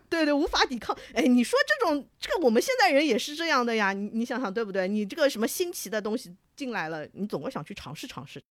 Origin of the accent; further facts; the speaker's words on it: Shanghai, China; 因为我作为一个上海人啊